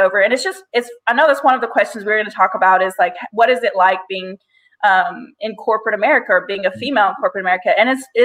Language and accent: English; Arkansas, United States; also born or lived in Portland, Oregon / Missouri / Louisiana; I was born in Portland, Oregon. I was raised all over Arkansas. We moved like every 2 years